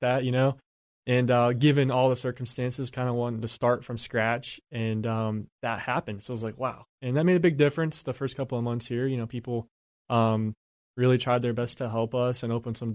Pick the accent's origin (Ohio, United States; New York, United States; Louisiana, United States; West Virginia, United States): West Virginia, United States; moved away as an adult; now in Charlotte, United States; I grew up in West Virginia